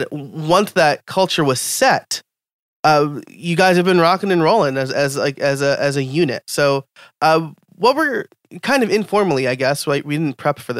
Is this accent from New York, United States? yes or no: yes; New York, United States; That's my home state